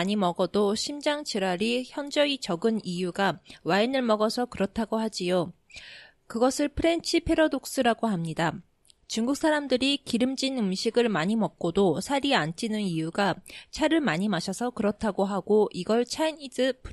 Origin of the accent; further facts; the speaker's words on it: Japan; also born or lived in South Korea; 私、韓国生まれ、日本育ち、わったかたしてきた韓国人の